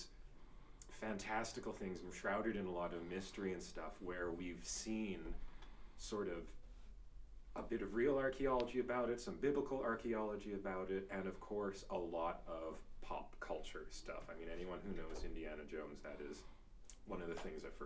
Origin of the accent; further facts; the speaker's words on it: Stettler, Alberta, Canada; also born or lived in Lacombe, Alberta; I was born in Stettler and lived there until I was 12, then we moved to Lacombe